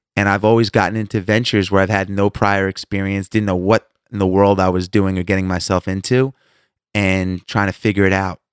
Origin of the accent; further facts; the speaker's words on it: Long Island, New York, United States; now in Atlanta, United States; I grew up in Long Island